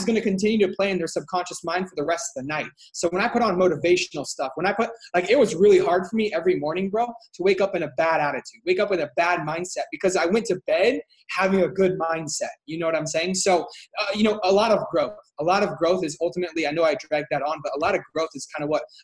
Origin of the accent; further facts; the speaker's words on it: Washington, United States; I'm from Washington State.